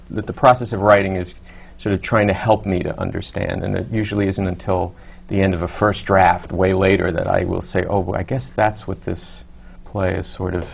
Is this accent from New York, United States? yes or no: yes; New York City, New York, United States; I grew up in Douglaston, Queens, and my, my, my parents are still in, still there.